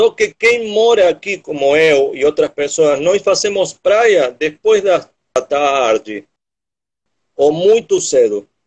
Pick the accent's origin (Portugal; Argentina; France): Argentina; Portuguese is a second language; moved away as an adult; also born or lived in Ilhabela, Brazil; now in Morro de São Paulo, Brazil; eu sou argentino viciado por ilhas.